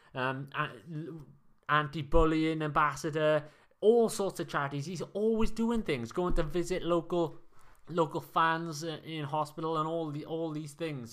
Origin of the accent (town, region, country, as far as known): Wales, United Kingdom